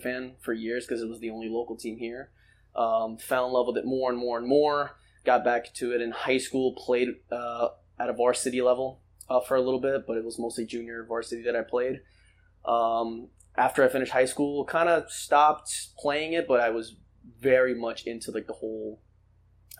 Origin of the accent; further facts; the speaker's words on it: Llano Verde, Zacapa, Guatemala; also born or lived in United States; now in Rhode Island, United States; we're American born and Guatemalan raised